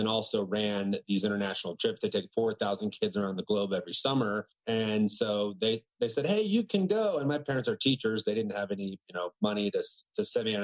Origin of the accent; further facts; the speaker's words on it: Outer Banks, North Carolina, United States; I grew up on a small island off the coast of North Carolina. It's called the Outer Banks